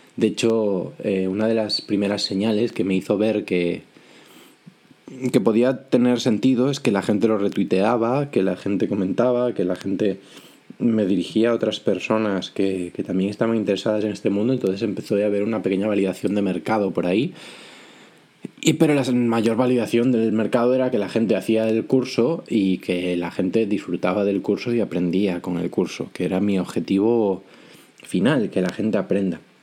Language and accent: Spanish; Vigo, Galicia, Spain; now in A Coruña, Spain; soy gallego, vivo en A Coruña, aunque de toda la vida soy de Vigo